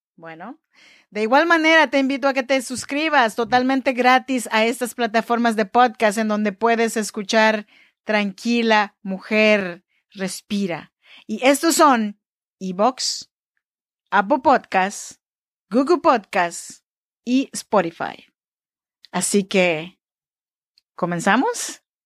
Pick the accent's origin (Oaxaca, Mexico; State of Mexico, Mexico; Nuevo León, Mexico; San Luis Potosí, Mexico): Oaxaca, Mexico; Chinantec region; now in Sacramento, United States; Yo soy mexicana, oaxaqueña de la región chinanteca